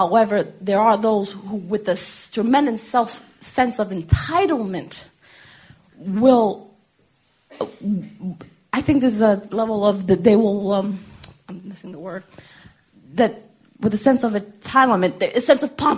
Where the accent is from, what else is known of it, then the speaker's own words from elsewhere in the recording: Boston, Massachusetts, United States; I'm originally from Bostonian.